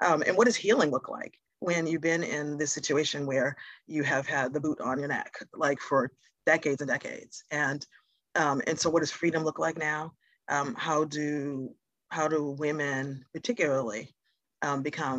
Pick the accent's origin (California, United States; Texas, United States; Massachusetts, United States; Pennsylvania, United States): Massachusetts, United States; Boston; African-American, growing up in Boston. Parents are from the South.